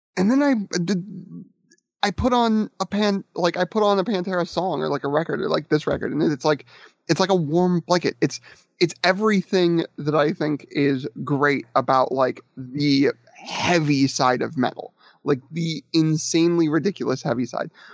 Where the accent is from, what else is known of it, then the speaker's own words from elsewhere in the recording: Akron, Ohio, United States; when I was growing up in the Akron Kent area in the metal scene